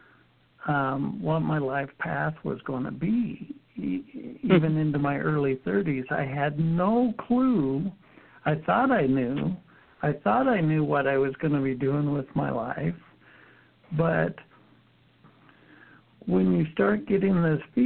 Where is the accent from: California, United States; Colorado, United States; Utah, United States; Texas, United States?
Utah, United States; I was raised Mormon in Utah